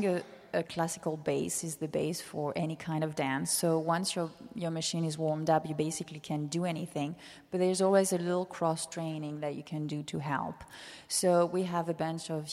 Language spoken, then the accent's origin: English; Nice, Provence-Alpes-Côte d'Azur, France; moved away as an adult; also born or lived in Netherlands / New York; now in San Francisco, United States; I was born in Nice